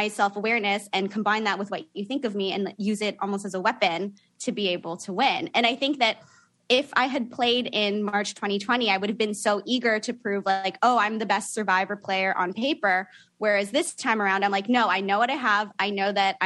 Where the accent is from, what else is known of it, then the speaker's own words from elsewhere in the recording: Niagara Falls, Ontario, Canada; now in Toronto, Canada; So I live in Toronto now, but I grew up in Niagara Falls.